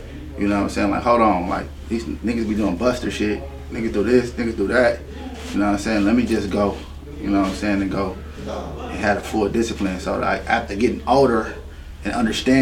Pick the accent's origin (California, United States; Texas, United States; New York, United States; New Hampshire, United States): California, United States; Los Angeles; I was from the Pueblos.